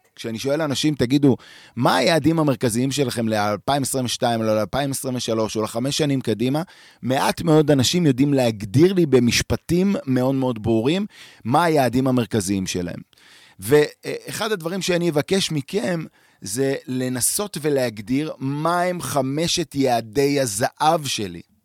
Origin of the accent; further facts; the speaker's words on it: Tel Aviv, Tel Aviv District, Israel; moved away as an adult; now in Merom Golan, Israel; גדלתי בתל אביב